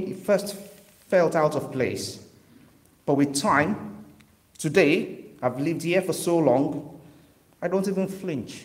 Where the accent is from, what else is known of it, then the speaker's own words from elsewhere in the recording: Western Nigeria, Nigeria; now in Liverpool, United Kingdom; I grew up in Western Nigeria